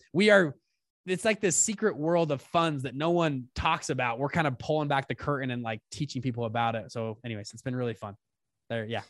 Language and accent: English; South Salt Lake, Utah, United States; I grew up in Utah, South Salt Lake